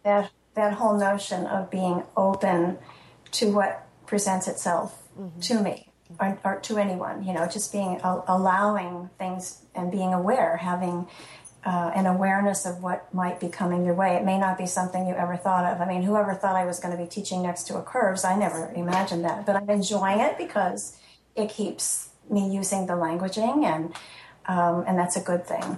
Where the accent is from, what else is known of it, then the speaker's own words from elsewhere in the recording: Illinois, United States; also born or lived in Florida; now in New Hampshire, United States; my brother in Illinois, which is my home state